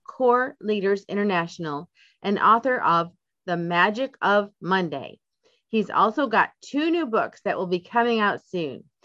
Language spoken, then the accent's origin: English; United States; I'm from the United States